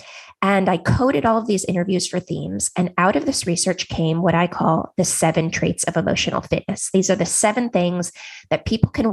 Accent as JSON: {"language": "English", "area": "Silicon Valley", "region": "California", "country": "United States", "tie": "born or raised there", "said": "I grew up in Silicon Valley."}